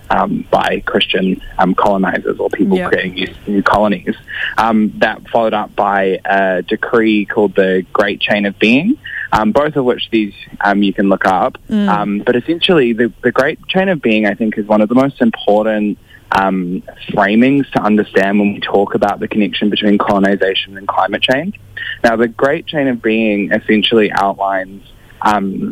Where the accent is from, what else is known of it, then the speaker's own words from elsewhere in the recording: New Zealand; I come from Ngāti Toa, Rangatira, Ngāti Kahinunu and Ngāti Kauata. Those are my tribes from Aotearoa or New Zealand